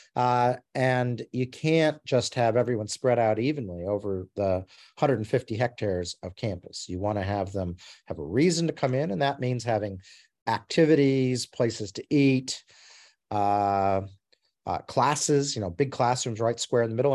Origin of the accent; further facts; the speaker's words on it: Alaska and Montana, United States; moved away as an adult; also born or lived in Arizona, United States; now in Australia; I grew up in Alaska and Montana in the United States